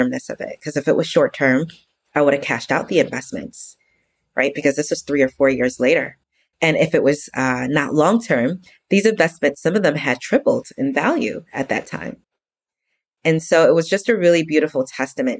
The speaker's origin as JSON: {"language": "English", "region": "New York", "country": "United States", "moved": "yes", "lives_now": "Texas, United States", "said": "I'm from New York originally and I live in Texas now"}